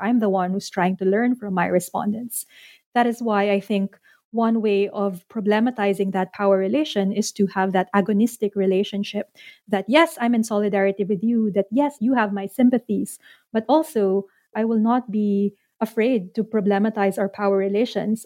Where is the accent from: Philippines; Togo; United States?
Philippines; I'm Filipino, but I don't know the language